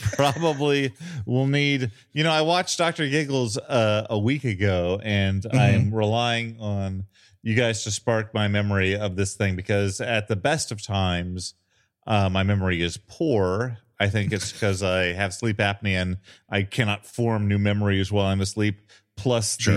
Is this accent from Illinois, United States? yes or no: yes; Illinois, United States; I grew up in a town in Illinois that was three thousand five hundred